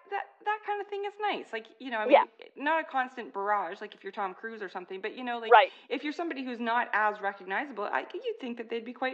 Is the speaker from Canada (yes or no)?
yes; Canada; also born or lived in Toronto